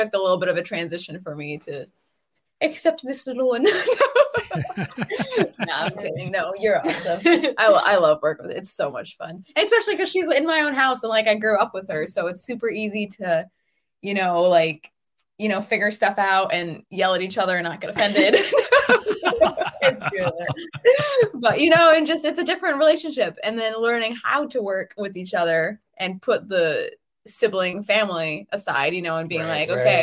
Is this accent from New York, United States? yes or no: yes; northern New York, United States; We are from Laval, so we are an hour and a half north of Syracuse and like 45 minutes an hour from the Canadian border